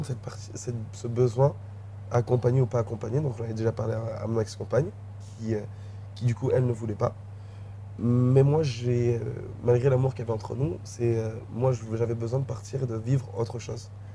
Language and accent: French; Guadeloupe; moved away as an adult; also born or lived in New Caledonia; j'ai 5-6 ans jusqu'à mes 19 euh, ans, 19-20 ans, j'ai grandi en Guadeloupe